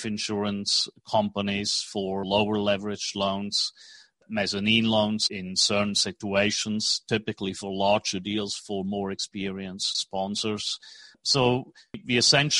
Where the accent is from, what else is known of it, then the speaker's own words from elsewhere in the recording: Switzerland; English is a second language; moved away as an adult; also born or lived in New York, United States / Tokyo, Japan / Hong Kong; now in Dallas, United States; I was born in Switzerland, and right after school, I studied finance economics